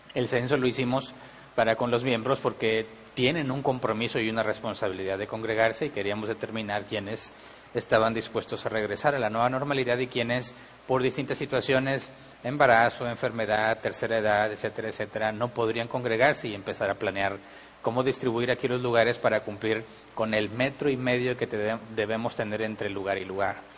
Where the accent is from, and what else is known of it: Mexico